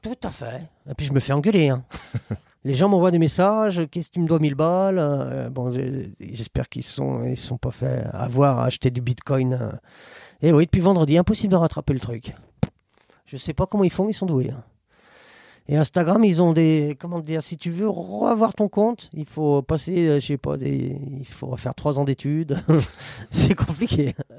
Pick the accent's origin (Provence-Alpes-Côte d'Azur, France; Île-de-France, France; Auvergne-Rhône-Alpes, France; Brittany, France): Auvergne-Rhône-Alpes, France; Saint-Étienne; je suis né à la Métard, à la clinique du rond-point